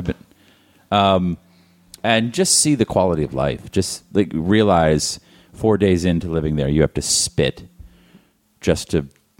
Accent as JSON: {"language": "English", "country": "United States", "said": "I'm an American."}